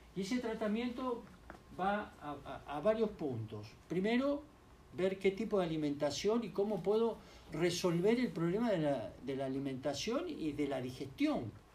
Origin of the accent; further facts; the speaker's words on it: Uruguay; yo como buen uruguayo